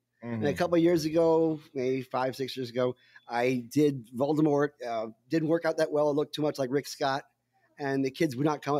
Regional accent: Canada; I said, oh, yeah, I'm Canadian. It's a maple leaf.

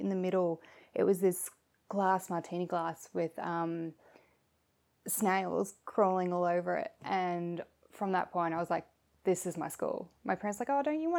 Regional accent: Shepparton, Victoria, Australia; I'm from Shepparton originally

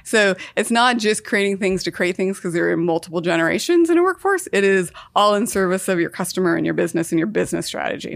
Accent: Idaho, United States; also born or lived in Seattle; now in Portland, United States; Born and raised in Idaho, lived in Seattle for ten

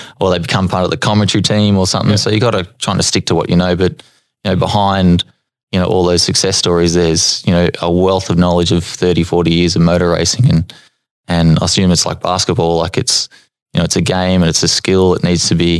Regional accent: Albury, New South Wales, Australia; Born and raised in Albury Wodonga

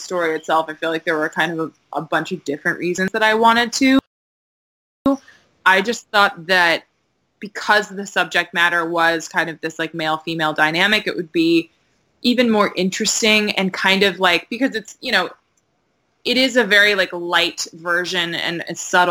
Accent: Maryland, United States; moved away; I'm from Maryland originally, which is kind of South

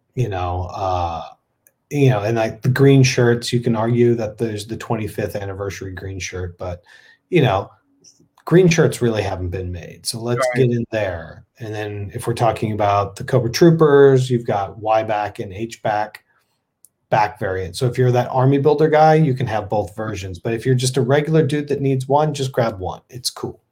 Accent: Texas, United States; moved away; a Texan originally

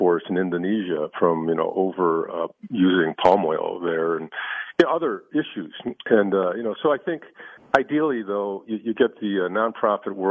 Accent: Chicago, Illinois, United States; I grew up in the 60s, and I grew up in Chicago, South Side

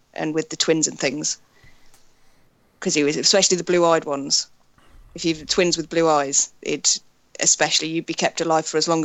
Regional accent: United Kingdom; for being British

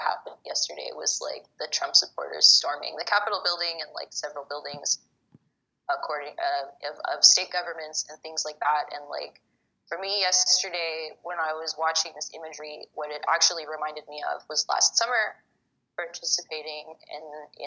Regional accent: Egypt; I'm from Egypt

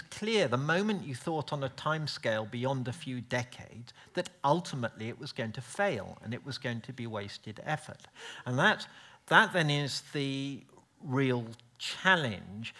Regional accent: United Kingdom; being polite British person

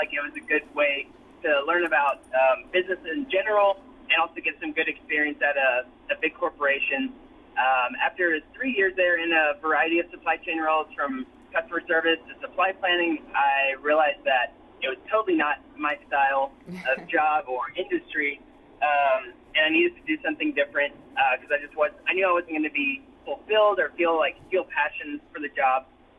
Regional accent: Tennessee, United States; also born or lived in Germany; So I grew up in Germany for about half of my childhood before I moved back to the States and lived in rural Tennessee for the rest of my childhood.

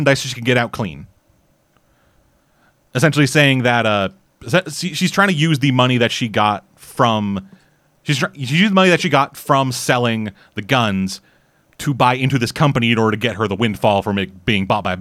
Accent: Canada; I'm Canadian

